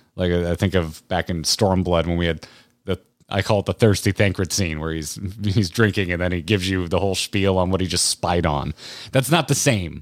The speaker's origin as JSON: {"language": "English", "country": "United States", "said": "I'm an American"}